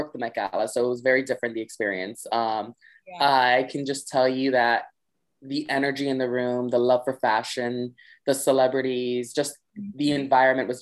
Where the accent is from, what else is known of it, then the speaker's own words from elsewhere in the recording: New York City, New York, United States; we're both from the Bronx. And, you know, it's very different growing up in New York City